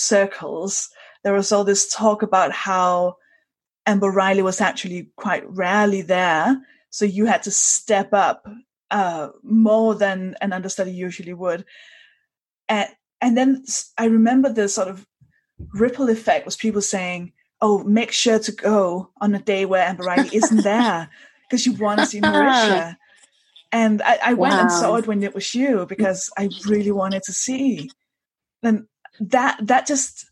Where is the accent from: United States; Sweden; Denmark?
Denmark; I'm from Denmark.